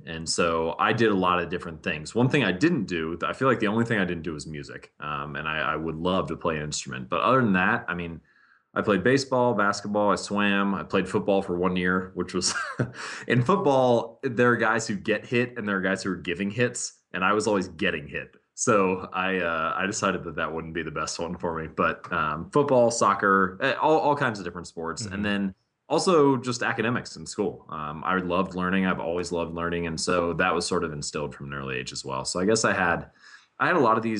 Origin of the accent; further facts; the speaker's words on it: Hamilton, Ohio, United States; I was born and raised in Hamilton, Ohio. Most of my family has grown up there, lived there.